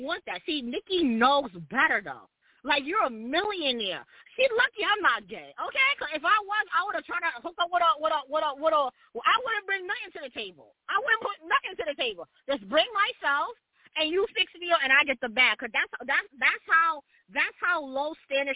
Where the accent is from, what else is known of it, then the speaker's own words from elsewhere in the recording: New York, United States; the New Yorker that I am